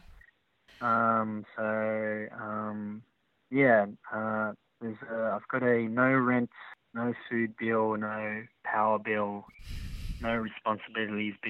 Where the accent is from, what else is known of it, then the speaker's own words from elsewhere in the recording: Sydney, New South Wales, Australia; first language Chinese and English; now in Melbourne, Australia; Sydney, I grew up in Croydon Park, Sydney